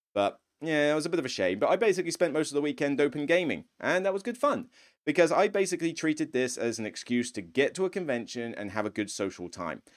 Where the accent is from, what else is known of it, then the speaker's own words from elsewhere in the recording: Somerset, South West England, United Kingdom; moved away; I'm originally from Somerset